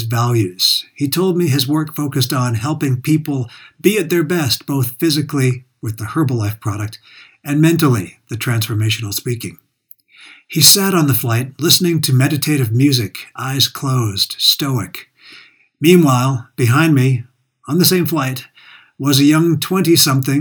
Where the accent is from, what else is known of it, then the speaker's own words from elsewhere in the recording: Calgary, Alberta, Canada; my hometown, Calgary